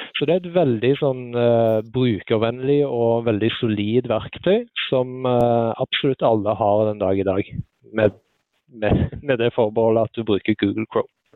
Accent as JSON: {"language": "Norwegian", "town": "Sandnes", "region": "Rogaland", "country": "Norway", "tie": "born or raised there", "moved": "as an adult", "lives_now": "Oslo, Norway", "said": "Jeg er eh, født og oppvokst på Lura, som er rett med Forusletta på Sandnes"}